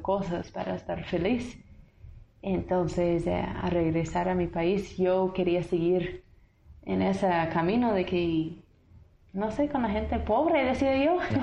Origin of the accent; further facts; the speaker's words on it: Tennessee, United States; Spanish is a second language; moved away as an adult; now in Guatemala; soy de un pueblo, Uruguay, Tennessee